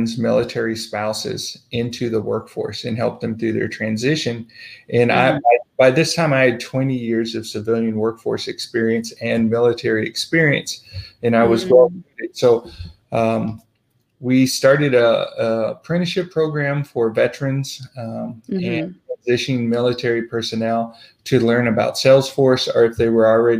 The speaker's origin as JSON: {"language": "English", "area": "St. Louis", "region": "rural Missouri", "country": "United States", "tie": "born or raised there", "also_born_or_lived": "Southern California, United States", "moved": "as an adult", "said": "I was born in St. Louis, grew up in Southern California for a little while. We moved back to rural Missouri"}